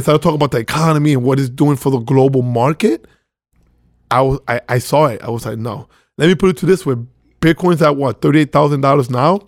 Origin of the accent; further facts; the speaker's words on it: Venezuela; now in New York, United States; I was born in Venezuela, uh, two Dominican parents